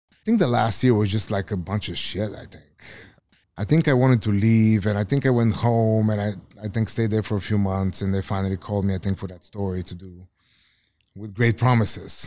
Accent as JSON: {"language": "English", "country": "Bulgaria", "tie": "born or raised there", "second_language": "English", "moved": "yes", "said": "I grew up in Bulgaria"}